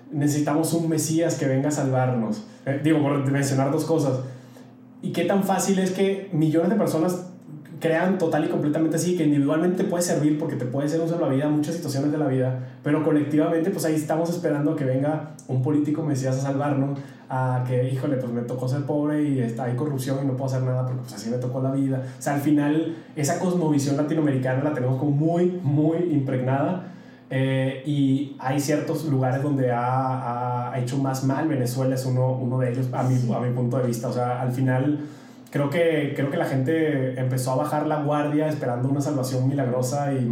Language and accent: Spanish; Mexico; yo siempre digo que soy mexicano. O sea, al final no puedo olvidar mis raíces eh, fui criado de una manera, amo mi cultura, amo, a pesar de que me viene muy chavito, pero amo México profundamente